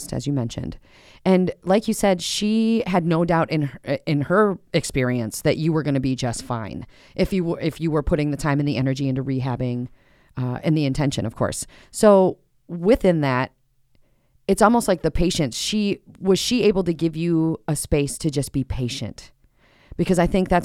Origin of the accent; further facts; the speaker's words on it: Minnesota, United States; we're Minnesotan